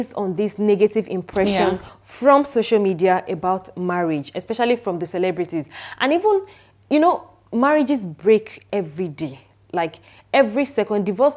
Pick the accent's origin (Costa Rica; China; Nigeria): Nigeria; I'm a Nigerian